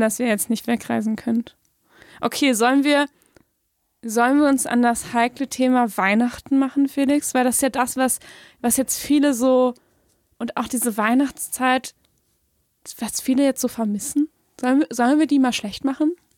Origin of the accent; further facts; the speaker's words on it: Germany; als typischer Deutscher